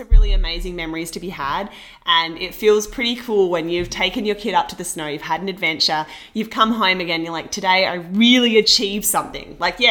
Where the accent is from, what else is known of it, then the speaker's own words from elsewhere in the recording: Australia; now in Vancouver, Canada; me from Australia